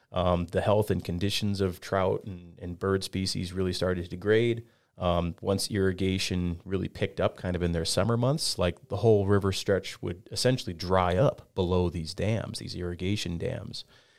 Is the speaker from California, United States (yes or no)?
no; Flathead Valley, Montana, United States; I grew up here in the Flathead